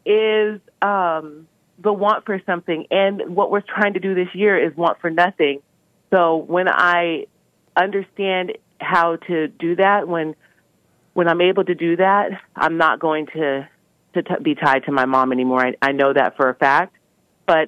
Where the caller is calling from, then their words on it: Maine, United States; I'm from Maine. I've called you before. It's just been a while.